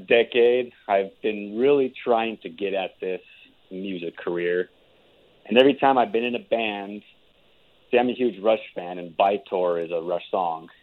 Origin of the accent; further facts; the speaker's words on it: Albuquerque, New Mexico, United States; moved away as an adult; also born or lived in Seattle; I recently just moved back from Seattle after spending five years out there to my hometown in Albuquerque